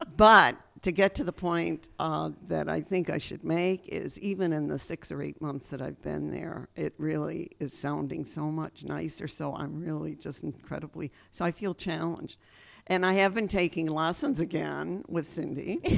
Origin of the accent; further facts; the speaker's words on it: Western New York, United States; now in Berks County, Pennsylvania, United States; I grew up in Western New York